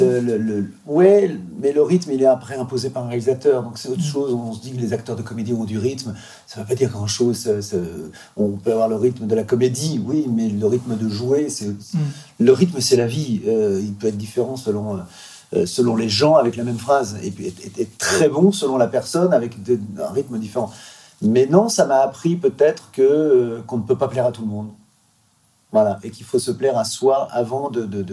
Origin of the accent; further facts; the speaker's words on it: Quevilly, Normandy, France; chez moi, à Gros quevilly